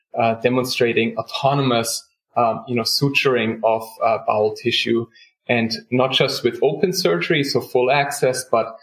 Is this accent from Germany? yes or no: yes; Germany; moved away as an adult; also born or lived in South Carolina; now in United States; I grew up in Germany